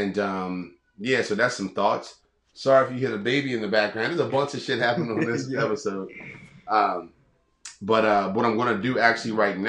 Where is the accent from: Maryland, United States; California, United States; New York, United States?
Maryland, United States; Baltimore; We're from Baltimore